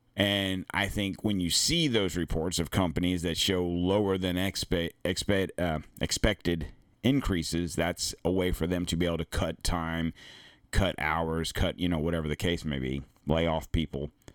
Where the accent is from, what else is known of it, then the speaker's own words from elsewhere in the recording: the South, United States; I'm from the South.